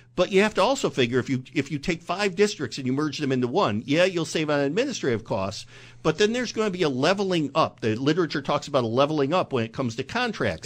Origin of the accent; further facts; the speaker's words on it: Binghamton, New York, United States; moved away as an adult; I grew up in Binghamton and came here in nineteen eighty-nine